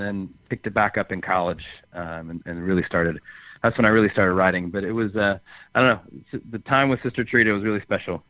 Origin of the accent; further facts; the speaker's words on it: just outside Chicago, Illinois, United States; now in Nashville, United States; I grew up just just outside Chicago and then lived in Chicago for years